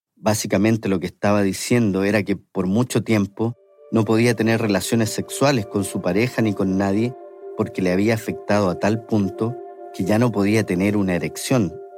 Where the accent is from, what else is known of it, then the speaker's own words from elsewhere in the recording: Santiago, Santiago Metropolitan Region, Chile; moved away as an adult; now in San Francisco, United States; siendo chileno